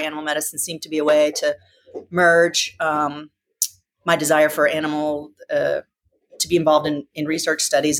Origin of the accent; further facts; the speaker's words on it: Nashville, Tennessee, United States; moved away as an adult; also born or lived in Montana; now in San Diego, United States; I grew up in Nashville, Tennessee.